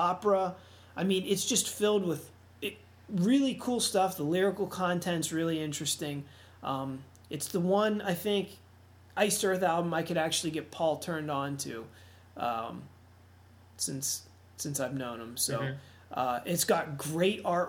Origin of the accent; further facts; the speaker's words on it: Pittsburgh, Pennsylvania, United States; I'm from Pittsburgh.